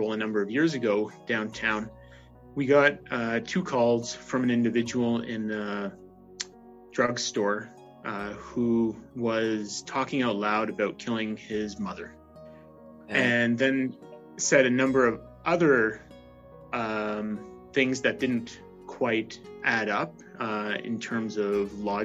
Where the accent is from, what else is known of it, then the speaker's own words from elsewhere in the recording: Ontario, Canada; now in Calgary, Canada; I'm originally from Ontario